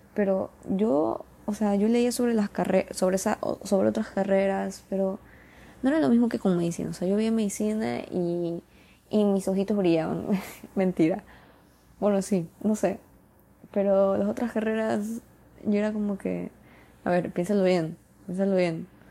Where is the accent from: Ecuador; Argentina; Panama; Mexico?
Ecuador; soy de Ecuador